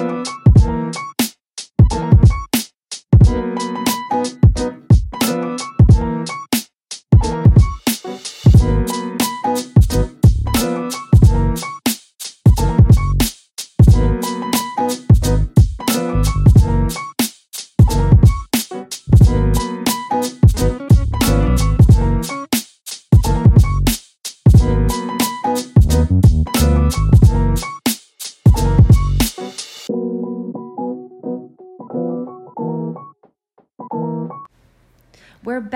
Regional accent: Milwaukee, Wisconsin, United States; also born or lived in Superior, Wisconsin / Rochester, Wisconsin; I grew up mostly in Milwaukee. We lived in Superior in Rochester for a little while in Wisconsin, but we mostly grew up in Milwaukee.

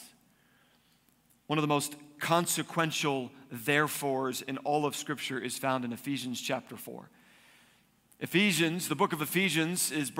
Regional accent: East Coast, United States; now in Arizona, United States; I grew up on the East Coast, which means we had snow in the winter

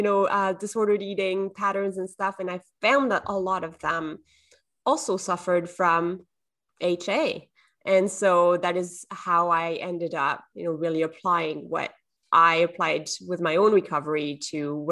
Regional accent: southern France, France; English is a second language; now in Canada; I'm from the south of France originally, but I live in Canada now

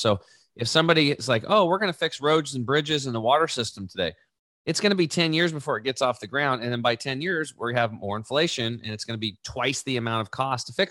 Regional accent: Eastern Oregon, United States; born or raised there; also born or lived in Canby, Oregon

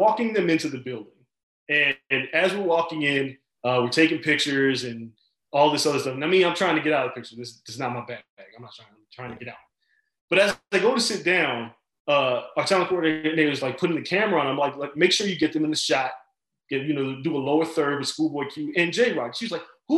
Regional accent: Las Vegas, Nevada, United States; me and Floyd kind of grew up around each other in Vegas

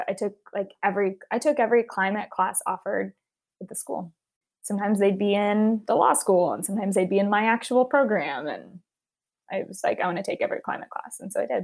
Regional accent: Houston, Texas, United States; I grew up in Houston, Texas.

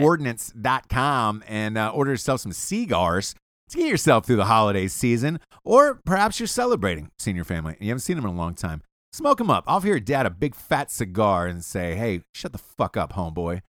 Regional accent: Georgia, United States; I'm from Georgia

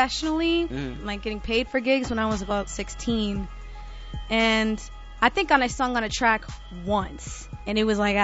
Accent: Georgia, United States; I was born in Georgia

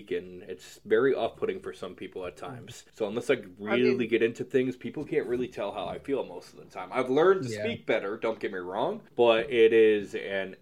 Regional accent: United States; I'm American.

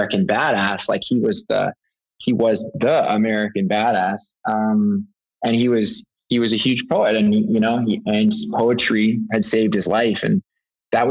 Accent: Canada; growing up in Canada

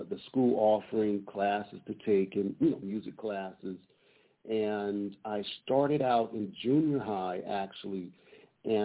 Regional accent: Detroit, Michigan, United States; also born or lived in Altadena, California; now in Pasadena, United States; I'm from Detroit, Michigan, so I was born in Michigan.

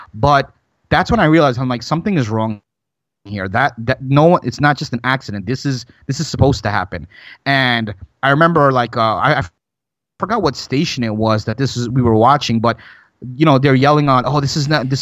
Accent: New York, United States; now in Florida, United States; born and raised in New York, moved to Florida in 1999

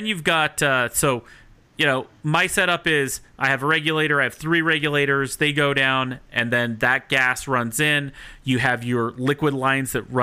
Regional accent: Salt Lake City, Utah, United States; moved away as an adult; now in Denver, United States; I'm from Salt Lake City before I moved to Denver, and back when I lived in Salt Lake City

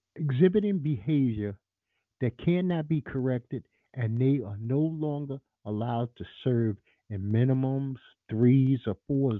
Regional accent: New York City, New York, United States; I'm a New Yorker, native New Yorker.

